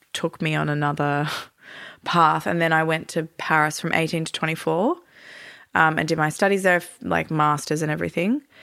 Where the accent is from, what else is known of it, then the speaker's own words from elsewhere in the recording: Melbourne, Victoria, Australia; moved away as an adult; also born or lived in Europe / Turkey; Born and raised in Melbourne, but lived in Europe and Turkey for thirteen years